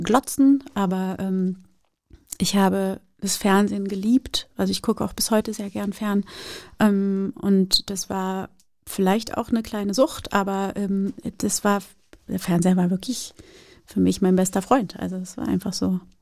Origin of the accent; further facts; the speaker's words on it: Germany; German is a second language; also born or lived in Brazil / Rio de Janeiro; meinen ersten Schultag, Schultag in Deutschland